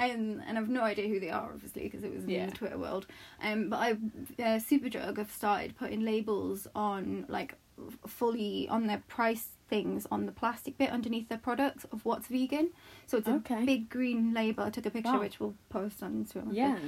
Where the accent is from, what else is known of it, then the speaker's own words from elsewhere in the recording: Northeast, United States; I'm from the northeast, which you probably also can't tell from my accent.